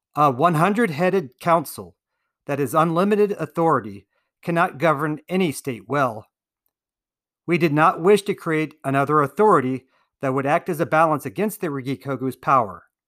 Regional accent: United States; As an American citizen

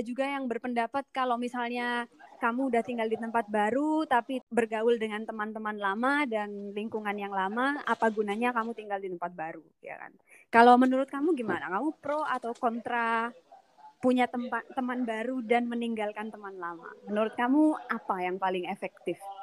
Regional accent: Indonesia; moved away as an adult; aku merasa karakterku masih sangat Indonesia banget karena aku meninggalkan Indonesia pas sudah dewasa

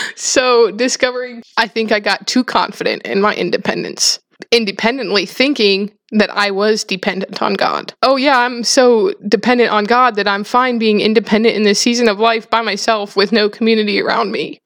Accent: South Dakota, United States; I grew up in South Dakota on a farm

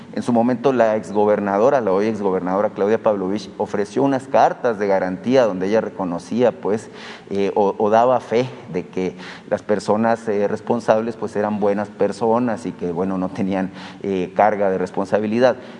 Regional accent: Hermosillo, Sonora, Mexico; yo soy de Hermosillo

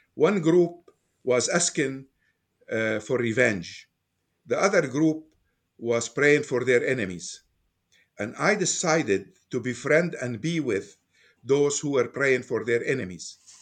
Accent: Beirut, Beirut Governorate, Lebanon; moved away as an adult; now in Fairfax, United States; I was born in Beirut, Lebanon, and I spent my youth over there. I moved to United States in nineteen sixty-nine. So, during these years, I was growing up in Lebanon.

